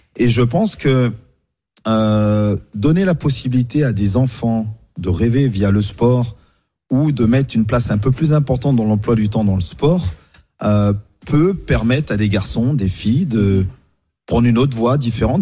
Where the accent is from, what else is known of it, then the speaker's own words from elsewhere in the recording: France; chez nous en France